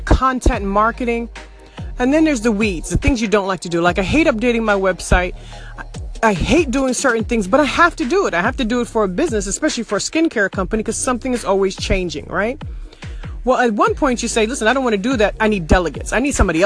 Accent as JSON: {"language": "English", "town": "New York City", "region": "New York", "country": "United States", "tie": "born or raised there", "said": "I grew up in Brooklyn"}